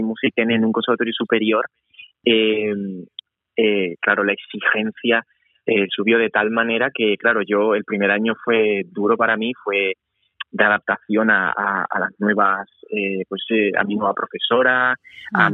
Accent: Seville, Andalusia, Spain; moved away; yo soy de Sevilla

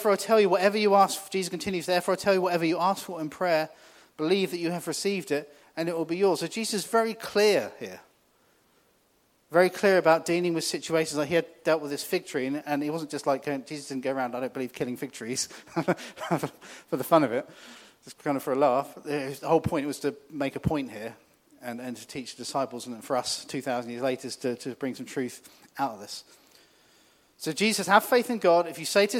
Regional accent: New Forest, South East England, United Kingdom; I grew up in the New Forest. Lived there kind of all my life

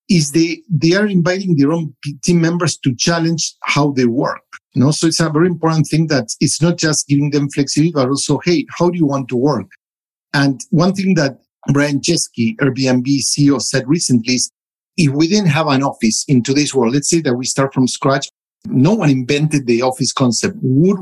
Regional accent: United States; now in Europe; I'm a American living in Europe working for a South African company

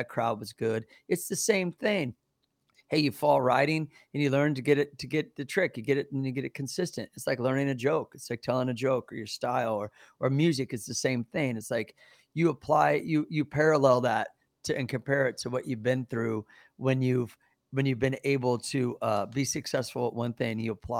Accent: Midwest, United States; things were a lot different back then, especially growing up in the Midwest.

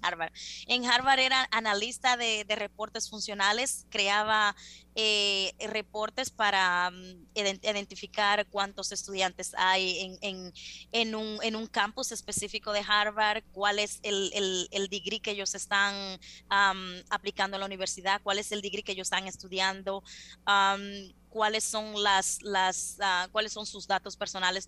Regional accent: Las Matas de Farfán, San Juan, Dominican Republic; moved away as an adult; also born or lived in Santo Domingo, Dominican Republic; now in United States; una latina como yo, dominicana, que viene de las matas de Farfán

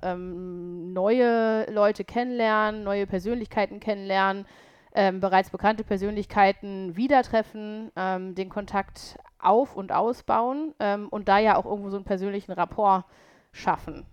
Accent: Paderborn, North Rhine-Westphalia, Germany; moved away as an adult; also born or lived in Cologne; now in Düsseldorf, Germany; ich komme ja aus Ostwestfalen, aus Paderborn

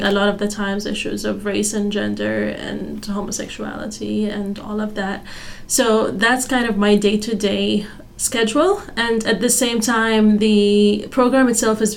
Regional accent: Oman; moved away as an adult; now in Fayetteville, United States; I am actually from Oman in the Middle East, and we have entirely like a different set of issues back home

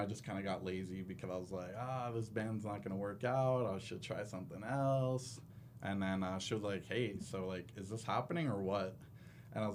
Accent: Florida, United States; moved away as an adult; now in Salt Lake City, United States; I'm from Florida

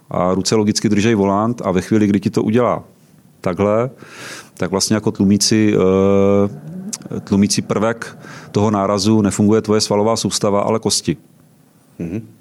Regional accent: Třebíč District, Vysočina Region, Czechia; now in Prague, Czechia; Pocházím z Třebíčska

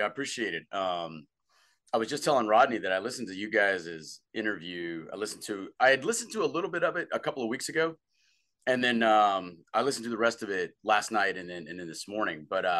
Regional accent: North Carolina, United States; I grew up in North Carolina. I grew up in a family that was a pretty typical, you know, Southern family, pretty patriotic, but not a military family.

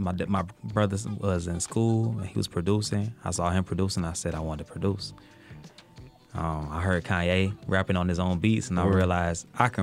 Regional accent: Detroit, Michigan, United States; I'm from Detroit. I come from that musical background.

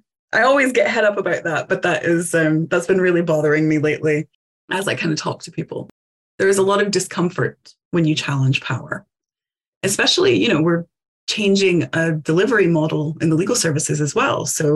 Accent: Appalachia, United States; because I grew up in the Appalachian Mountains. My mom didn't have access to running water until she started high school. We are mountain people.

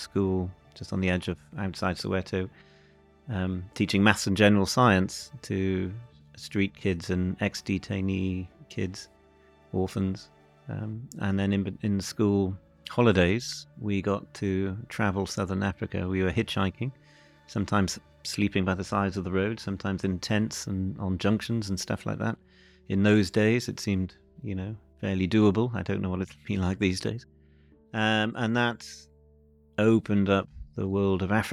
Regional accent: North Wales, United Kingdom; also born or lived in Cardiff; born in Cardiff, and then my mum and dad moved up to North Wales and bought an old farmhouse on a mountain in Wales.

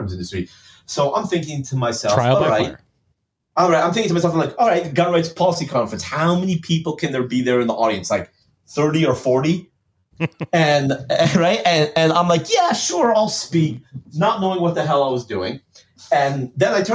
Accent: Los Angeles, California, United States; I grew up a spoiled LA boy

